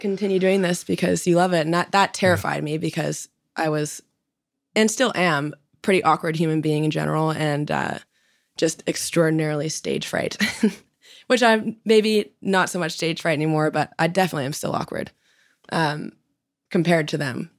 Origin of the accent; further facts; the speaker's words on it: Vancouver, British Columbia, Canada; moved away as an adult; now in Nashville, United States; I was born in Vancouver, and then every summer we'd take the boat for about two months and go up north